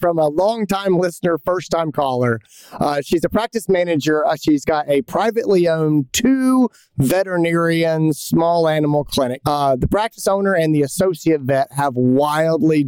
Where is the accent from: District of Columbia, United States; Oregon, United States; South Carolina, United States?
South Carolina, United States; Greenville; in Greenville, South Carolina, my hometown